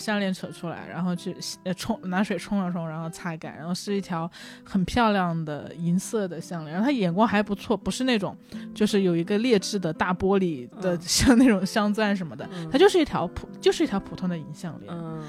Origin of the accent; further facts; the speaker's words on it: Hunan, China; now in Beijing, China; 我是湖南人，我在北京